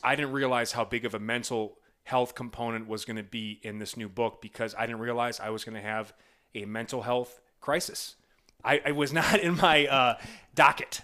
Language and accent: English; Midwest, United States; I'm from the Midwest